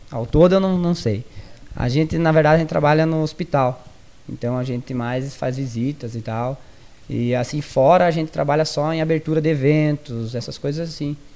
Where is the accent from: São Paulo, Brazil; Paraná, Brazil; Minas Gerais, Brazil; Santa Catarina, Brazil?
Santa Catarina, Brazil; Maravilha; eu sou de Maravilha